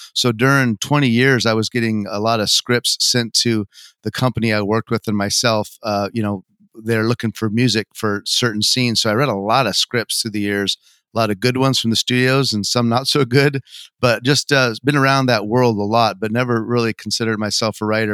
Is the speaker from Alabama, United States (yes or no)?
no; Montana, United States; moved away as an adult; now in Los Angeles, United States; I'm from Montana